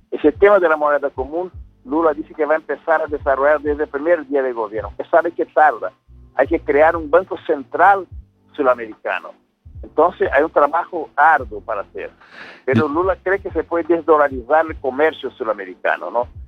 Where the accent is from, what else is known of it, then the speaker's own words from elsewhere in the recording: São Paulo, Brazil; Spanish is a second language; Yo soy de San Paulo.